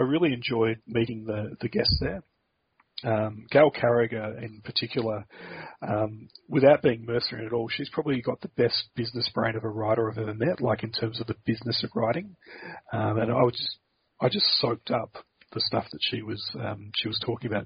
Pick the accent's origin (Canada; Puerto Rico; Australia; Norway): Australia; as an Australian